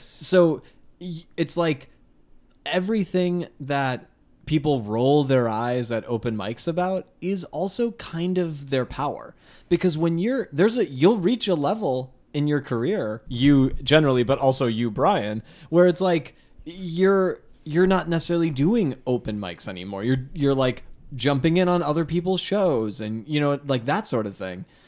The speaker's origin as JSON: {"language": "English", "town": "Palatine", "region": "Illinois", "country": "United States", "tie": "born or raised there", "said": "I grew up in Palatine that had, that got so big somewhere in the nineties"}